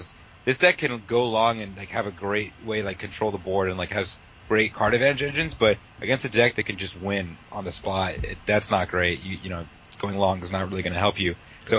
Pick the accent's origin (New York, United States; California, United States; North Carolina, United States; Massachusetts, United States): California, United States; now in Washington, D.C., United States; I'm from California, but I live in Washington, D.C.